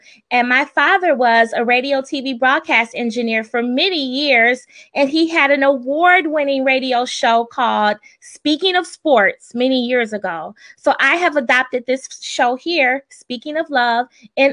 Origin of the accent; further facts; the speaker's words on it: Michigan, United States; I'm from Michigan, so I'm not Southern